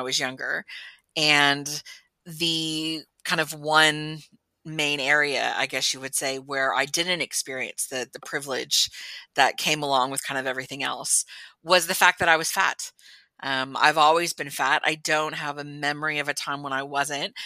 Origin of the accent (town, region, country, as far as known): Texas, United States; born or raised there